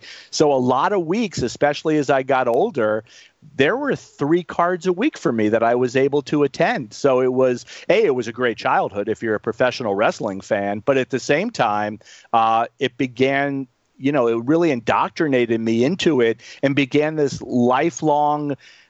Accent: Miami Beach, Florida, United States; growing up in Miami Beach, where I did grow up

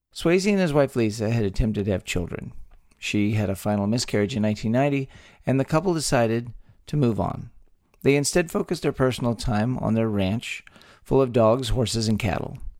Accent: Texas, United States; born or raised there

